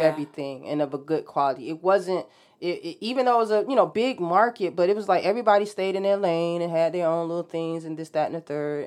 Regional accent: Norfolk, Virginia, United States; I grew up in Norfolk

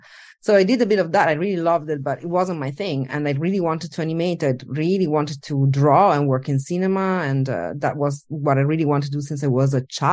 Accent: Italy; born there; English is a second language; moved away; I was born in Italy, and I worked across Europe, more or less everywhere.

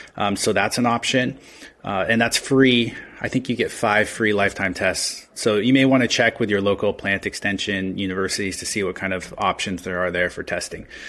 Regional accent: Redmond, Washington, United States; also born or lived in Australia; I grew up around plants. My parents owned a, uh, nursery landscape company on seven acres in Redmond, Washington. So, I've been around plants my entire life

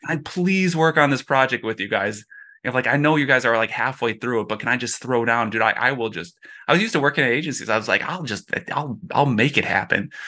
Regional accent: Minneapolis, Minnesota, United States; growing up in Minneapolis

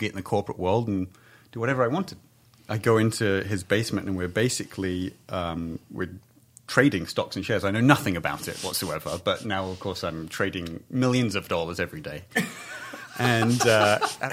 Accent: England, United Kingdom; now in Southern California, United States; I grew up in England where it's bunny rabbits and squirrels

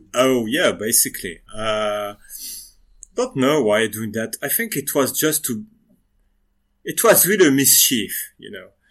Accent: western France, France; English is a second language; now in Lyon, France; I come from the Western France

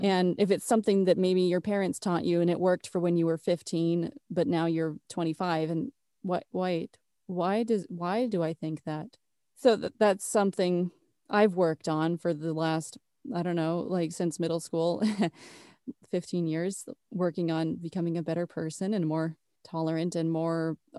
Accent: Orlando, Florida, United States; also born or lived in Las Vegas; now in Texas, United States; I was born in Texas. I was a little kid in Las Vegas from like 3 to 10 years old. And then I lived in Orlando for 15 years.

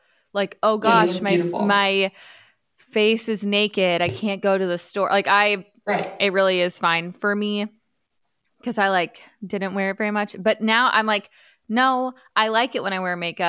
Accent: California, United States; I'm from California, where plastic surgery and Botox is very normal

